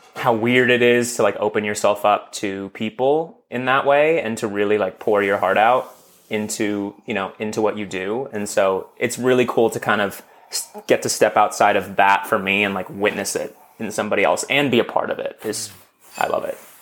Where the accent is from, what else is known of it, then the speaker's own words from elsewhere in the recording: Los Angeles, California, United States; I grew up in Los Angeles